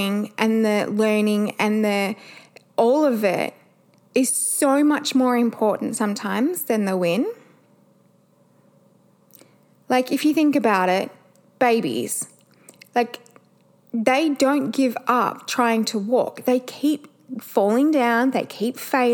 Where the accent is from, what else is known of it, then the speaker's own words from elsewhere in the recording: Perth, Western Australia, Australia; we're from Perth